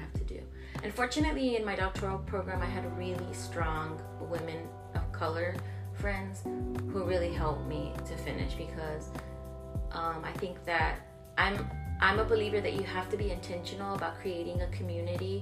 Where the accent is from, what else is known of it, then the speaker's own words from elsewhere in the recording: Laredo, Texas, United States; also born or lived in San Antonio, Texas; I was actually born in San Antonio, but I'm from Laredo, from colonias on both sides. So I was raised in Nuevo Laredo and then mainly in Laredo.